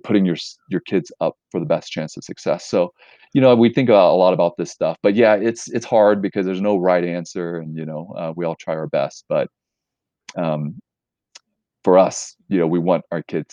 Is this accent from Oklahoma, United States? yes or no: no; Houston, Texas, United States; we grew up in Houston